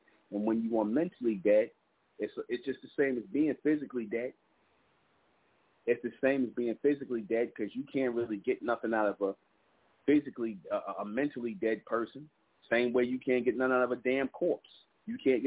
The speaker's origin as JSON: {"language": "English", "town": "New York City", "region": "New York", "country": "United States", "tie": "born or raised there", "said": "the projects where we grew up in Brownsville"}